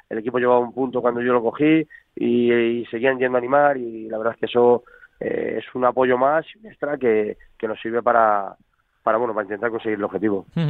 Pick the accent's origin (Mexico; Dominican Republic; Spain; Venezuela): Spain; Talavera de la Reina, Castilla-La Mancha; he sido canterano y soy nacido en Talavera